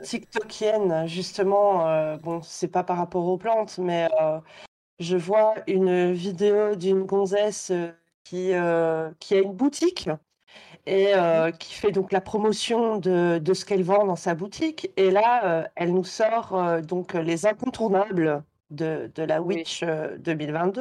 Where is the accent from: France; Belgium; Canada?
Belgium; je suis belge